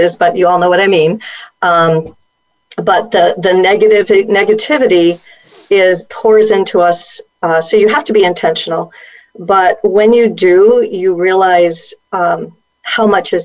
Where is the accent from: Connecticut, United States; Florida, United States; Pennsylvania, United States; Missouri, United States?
Connecticut, United States; Bloomfield; I grew up right near Hartford and Bloomfield, and, you know, kind of a suburban growing up, small town, middle